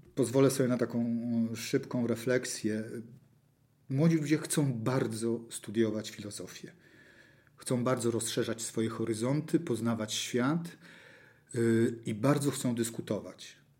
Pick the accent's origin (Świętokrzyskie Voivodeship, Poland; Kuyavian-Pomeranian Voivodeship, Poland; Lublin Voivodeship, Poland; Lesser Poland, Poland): Kuyavian-Pomeranian Voivodeship, Poland; Toruń; urodziłem się półtora kilometra stąd. Mieszkałem półtora kilometra stąd. Do szkoły chodziłem półtora kilometra stąd do szkoły podstawowej. Moje dzieciństwo i znaczną część życia spędziłem na toruńskiej starówce